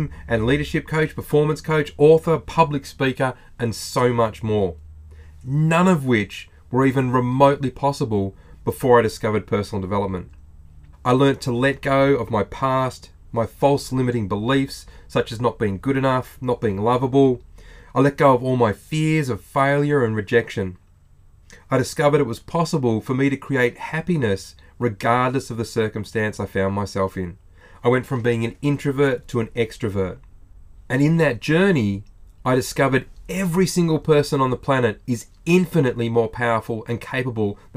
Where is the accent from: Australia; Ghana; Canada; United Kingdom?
Australia